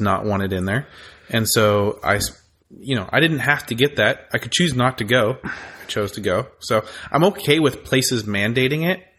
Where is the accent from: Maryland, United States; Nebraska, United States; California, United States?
California, United States; also born or lived in Texas; I grew up in California